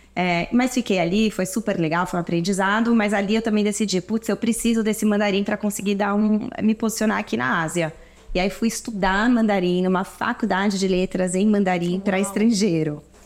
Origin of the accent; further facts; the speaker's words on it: Brazil; moved away as an adult; also born or lived in London, United Kingdom / Toronto, Canada / Shanghai, China; now in São Paulo, Brazil; Eu sou brasileira, cresci aqui, estudei aqui e aí fui fazer faculdade fora de moda